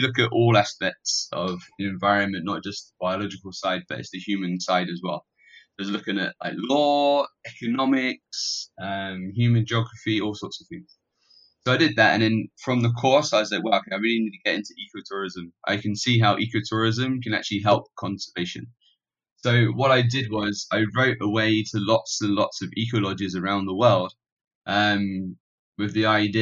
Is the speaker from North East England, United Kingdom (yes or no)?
no; Plymouth, South West England, United Kingdom; moved away as an adult; now in Malaysia; I'm actually British. So I was born in Plymouth, which is by the sea on the south coast in Devon